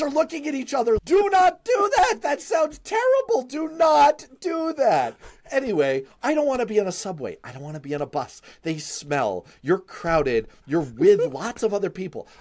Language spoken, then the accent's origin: English; New York City, New York, United States; I grew up in Manhattan. I rode the frickin' subway every day to school